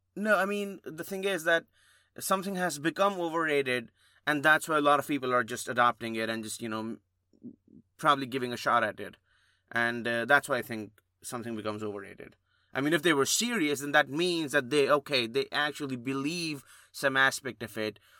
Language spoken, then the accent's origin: English; India; moved away; growing up in India